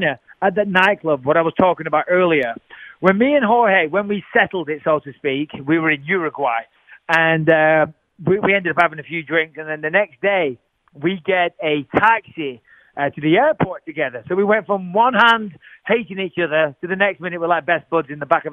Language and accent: English; England, United Kingdom; As an Englishman growing up